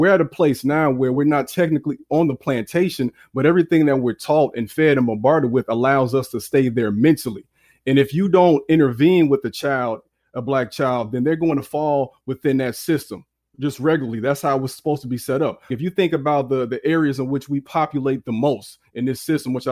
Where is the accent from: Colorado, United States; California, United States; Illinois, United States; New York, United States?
Illinois, United States; Chicago; I'm from the South Side of Chicago, born in the late 80s. And I was raised by parents who were very aware.